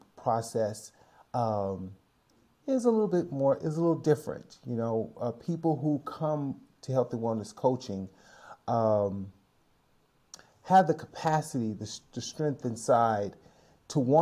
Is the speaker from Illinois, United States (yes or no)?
yes; Chicago, Illinois, United States; moved away as an adult; now in San Francisco Bay Area, United States; Longtime resident of the San Francisco Bay Area, although I'm originally from Chicago, Illinois